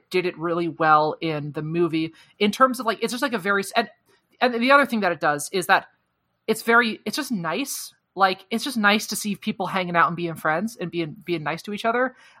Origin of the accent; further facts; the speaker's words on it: United States; I just call them season 1, 2, and 3 because I'm American.